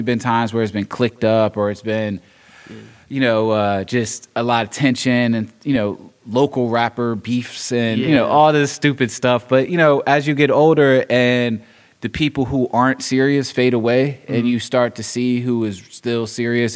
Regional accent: Richmond, Virginia, United States; I'm from Richmond, born and raised

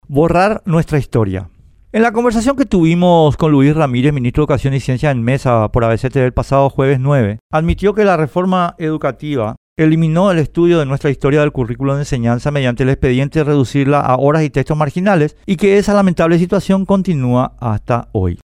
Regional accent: Paraguay; somos paraguayos

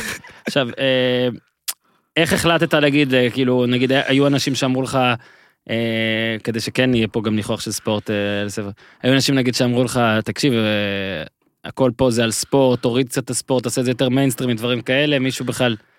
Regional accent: Northern District, Israel; now in Tel Aviv, Israel

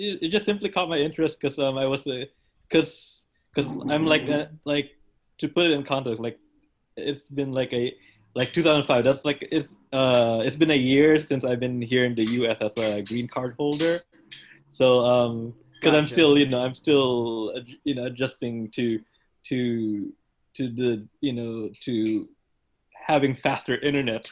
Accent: Philippines; moved away as an adult; now in United States; I was in the Philippines. I was born

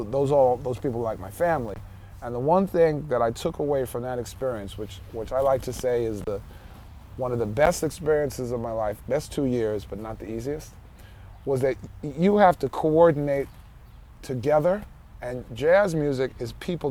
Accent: New York City, New York, United States; I am from New York City

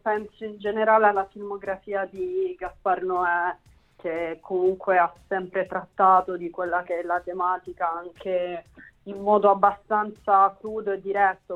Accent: Bari, Apulia, Italy; moved away as an adult; now in Rome, Italy; io sono di Bari

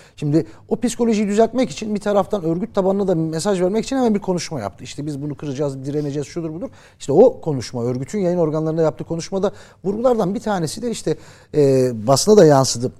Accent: Muş Province, Turkey; Ben de oranın Muşluyum ben aslan Muşluyum.

